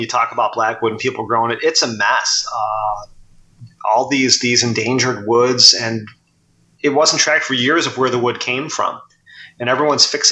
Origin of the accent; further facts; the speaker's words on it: Chicago, Illinois, United States; also born or lived in Bloomington-Normal, Illinois; growing up in Chicago, we had an Irish community